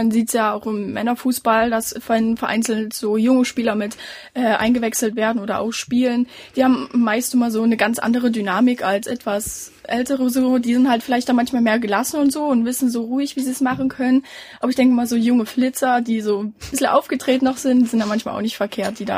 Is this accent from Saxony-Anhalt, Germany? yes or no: yes; Merseburg, Saxony-Anhalt, Germany; also ich komme nicht aus Halle, ich komme aus Merseburg